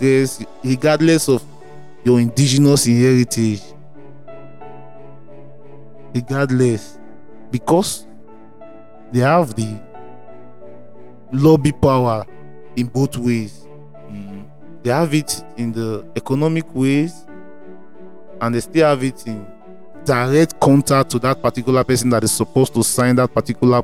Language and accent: English; Nigeria; as a Nigerian